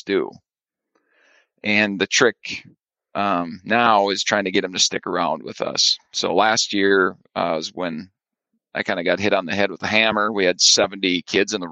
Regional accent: Ortonville, Minnesota, United States; also born or lived in Arlington, Minnesota; now in Barnesville, United States; I grew up in Ortonville, Minnesota

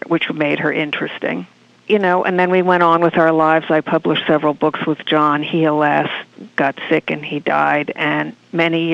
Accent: Martha's Vineyard, Massachusetts, United States; I grew up on Martha's Vineyard

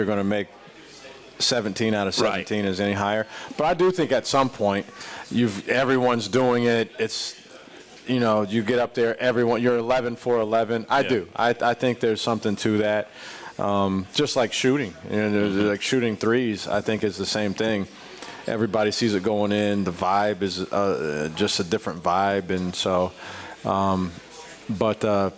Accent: Midwest, United States; also born or lived in Madison, Wisconsin / Ohio; now in Columbia, United States; I'm from the Midwest originally

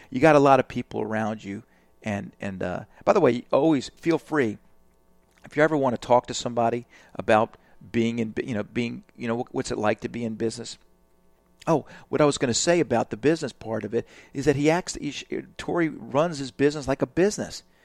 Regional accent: Alabama, United States; I'm from Alabama

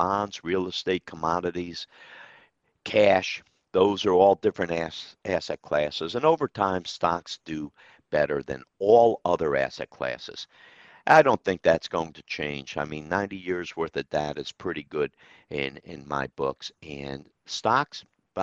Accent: Troy, New York, United States; my hometown of Troy

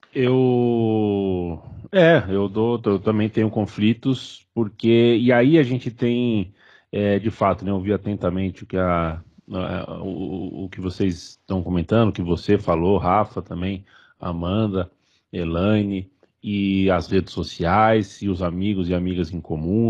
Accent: Brazil; somos brasileiros

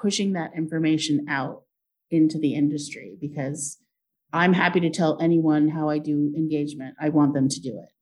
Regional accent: Portland, Oregon, United States; I grew up in Portland

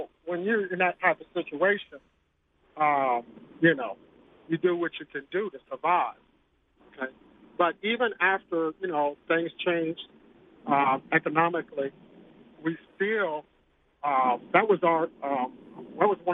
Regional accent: Ohio, United States; now in Denver, United States; We're originally from Ohio.

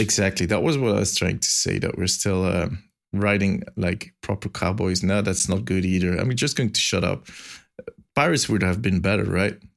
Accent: Belgium; accent: Belgian; my silly Belgian accent

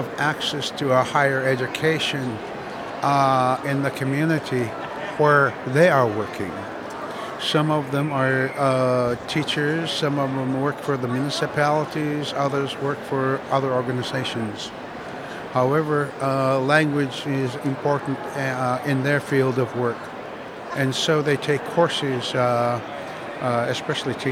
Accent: Barrow, Alaska, United States; first language Inupiaq; English is a second language; also born or lived in Iviksuk, Alaska; now in Fairbanks, United States; when we moved from Iviksuk to Barrow in 54, it was the first time we saw wood frame houses, windows, electricity

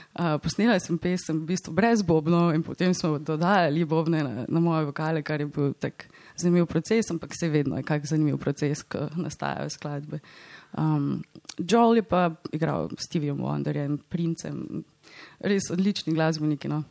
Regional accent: Slovenia; moved away; Slovenija je in bo vedno moj dom

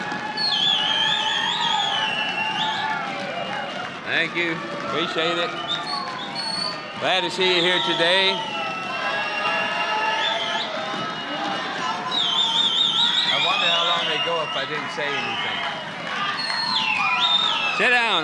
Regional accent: Indiana, United States; I'm a Hoosier, man. I'm a Hoosier.

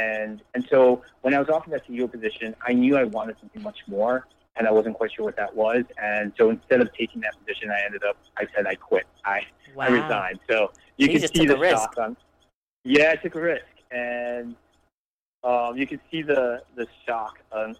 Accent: Elizabeth, New Jersey, United States; I grew up in Elizabeth, New Jersey. I lived in 7 different houses before I graduated high school

